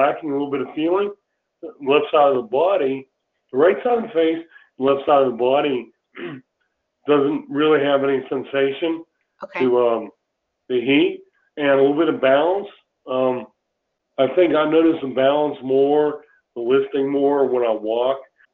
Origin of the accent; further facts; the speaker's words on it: Raleigh, North Carolina, United States; I'm from Raleigh, North Carolina.